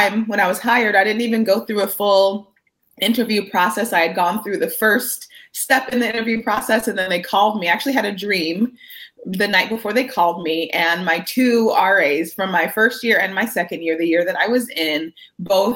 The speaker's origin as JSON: {"language": "English", "region": "Michigan", "country": "United States", "moved": "as an adult", "lives_now": "California, United States", "said": "I'm originally from Michigan and I have been gone since 2008, but I went to college at the University of Michigan"}